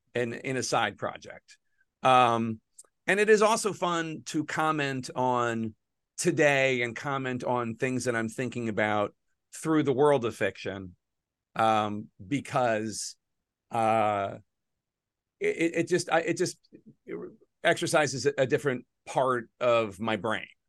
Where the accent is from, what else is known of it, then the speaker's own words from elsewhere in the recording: Philadelphia, Pennsylvania, United States; I'm a Philadelphian